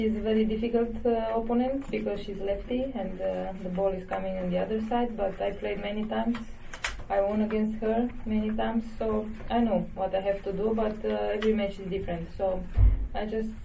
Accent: Romania; born or raised there

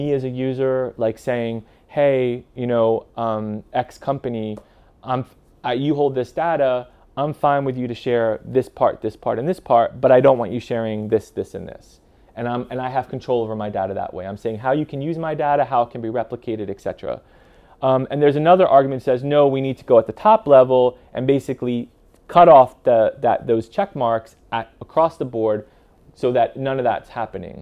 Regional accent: United States; now in European Union; I'm living in the EU, I'm American, but I'm living in the EU

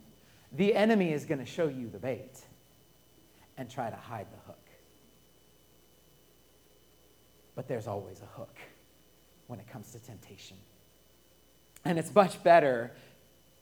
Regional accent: Colorado, United States; I'm born and raised in Colorado.

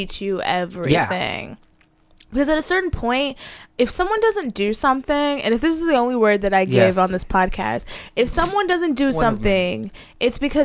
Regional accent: the South, United States; I'm from the South

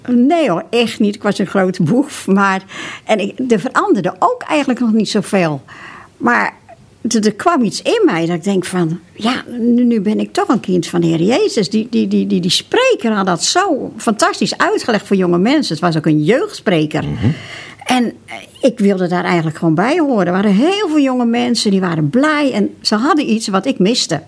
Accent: Broek op Langedijk, North Holland, Netherlands; in Broek op Lange waar ik geboren ben

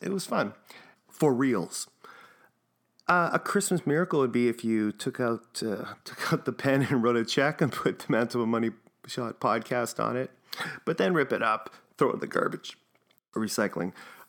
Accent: Winnipeg, Manitoba, Canada; I'm from Winnipeg.

